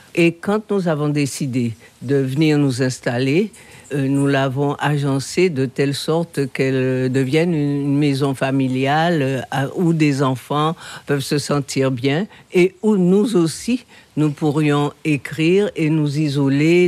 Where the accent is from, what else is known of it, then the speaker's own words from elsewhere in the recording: Guadeloupe; also born or lived in Saintes, Charente-Maritime, France; Je suis né à Sainte, tout à fait par hasard. En tous les cas, je me sens complètement issu de cette terre issu de cette histoire.